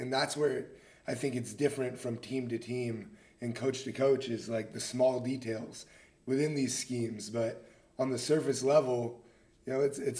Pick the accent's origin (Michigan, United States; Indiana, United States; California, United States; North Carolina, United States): California, United States; Marin; I'm from Marin.